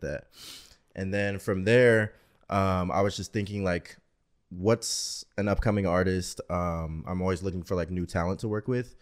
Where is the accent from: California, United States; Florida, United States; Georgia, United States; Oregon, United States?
Oregon, United States; Portland; now in Arizona, United States; I'm originally from Portland, Oregon.